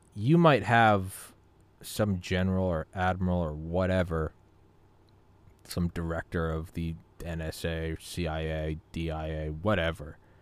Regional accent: New England, United States; moved away; also born or lived in Georgia; I lived in Georgia for fifteen years, but I'm from New England

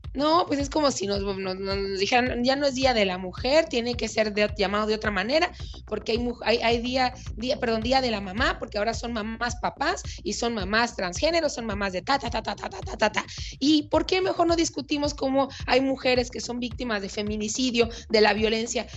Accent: Mexico

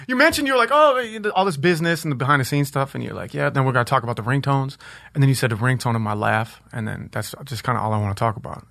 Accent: Minneapolis, Minnesota, United States; I was born in Minneapolis uh, in Powderhorn which was like a super super hood place in the in the in the uh, 80s and 90s.

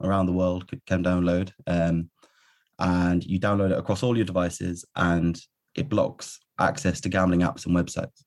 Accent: near Cambridge in Suffolk, East of England, United Kingdom; also born or lived in London / Birmingham; I was born in London to Irish parents, and then kind of grew up near Cambridge in Suffolk, in kind of the east of England

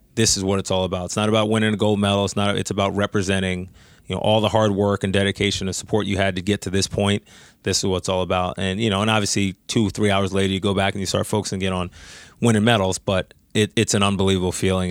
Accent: New York, United States; I'm from New York

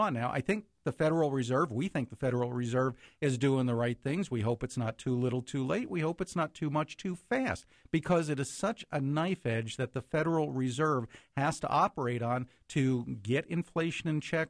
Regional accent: New Jersey, United States; now in Cincinnati, United States; I still keep in touch with friends that I grew up with, because I grew up in New Jersey

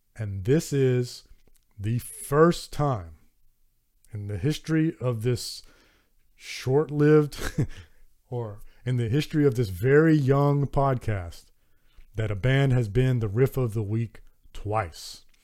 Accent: Southern United States, United States; accent: Southern American; my Southern American accent

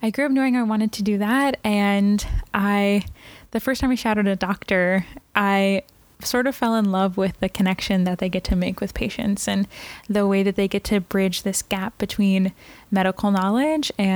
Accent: Brownsburg, Indiana, United States; From a town 20 minutes outside of Indianapolis, right, called Brownsburg, Indiana

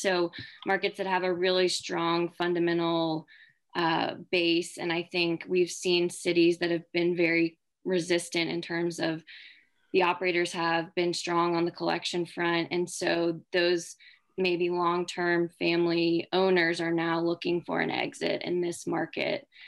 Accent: Charleston, South Carolina, United States; moved away as an adult; also born or lived in Georgia / Washington, D.C.; now in Chapel Hill, United States; I'm originally from Charleston, South Carolina

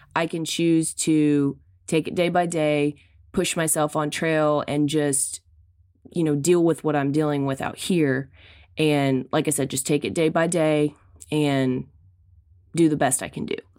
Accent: Arkansas, United States; I was from Arkansas

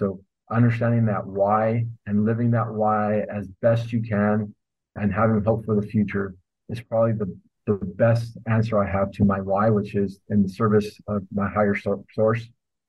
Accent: northern Mexico, Mexico; I love banda. I'm from Northern Mexico, so we have a lot of banda in our family, a lot of music like that.

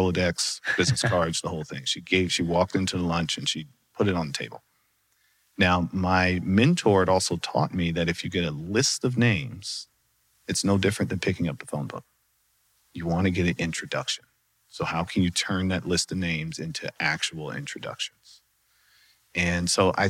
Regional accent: North Carolina, United States; moved away as an adult; also born or lived in Charlotte, North Carolina; now in Dallas, United States; I'm originally from North Carolina, moved to Dallas for the job

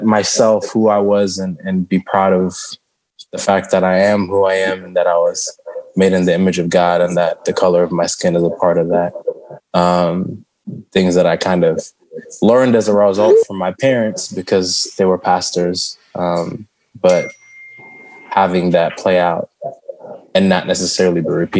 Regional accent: United States; first language Shona; I'm not really from Zimbabwe. I wasn't born there. And then you're in America and you're trying to explain, oh, I'm not just African-American, I'm Zimbabwean-American. Oh, but you're born here, so you're American.

